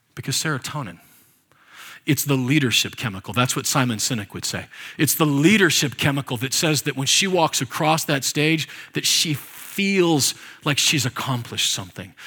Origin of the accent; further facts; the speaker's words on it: Nebraska, United States; I was born and raised there, by the way, and on the Oregon Trail.